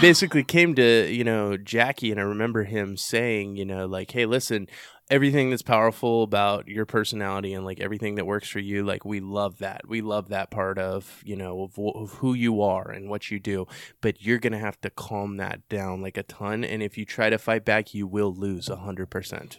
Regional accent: Texas, United States; I'm from Texas

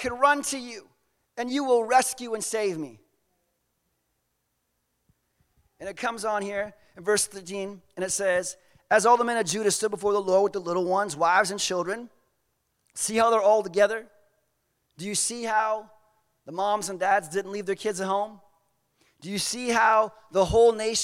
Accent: Southern United States, United States; we are from the Southern United States. We grew up differently

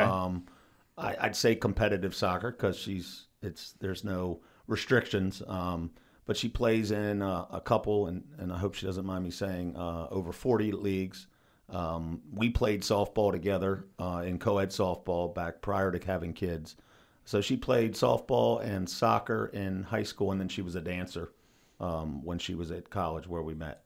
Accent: New Market, Maryland, United States; we grew up in Newmarket, right, we're, we're maybe three quarters of a mile from the high school

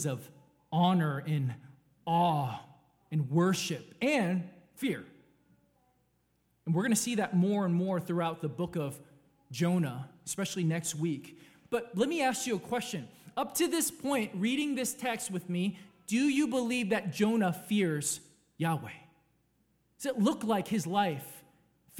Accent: California, United States; I was born in California X amount of years ago

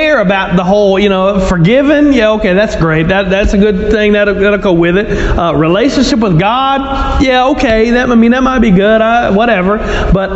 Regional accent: Louisiana, United States; I'm from Louisiana

